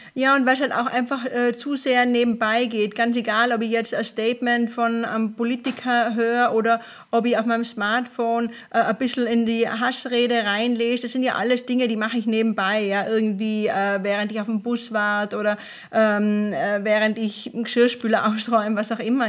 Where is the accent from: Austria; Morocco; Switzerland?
Austria; Tyrol; ich komme aus Tirol ursprünglich